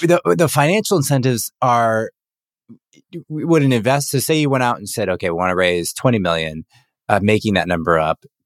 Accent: United States

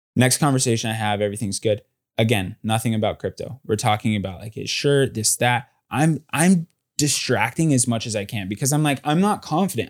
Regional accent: Southern California, United States; moved away as an adult; also born or lived in Texas; now in New York City, United States; I'm from Southern California

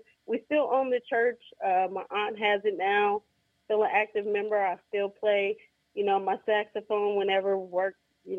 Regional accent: South Bend, Indiana, United States; No, I grew up in South Bend. I went to Clay High School.

